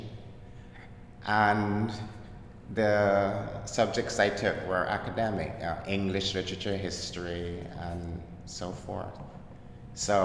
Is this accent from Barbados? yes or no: yes; Barbados; accent: Caribbean; moved away as an adult; now in Brooklyn, United States; I was born in Barbados in the Caribbean and emigrated to Brooklyn.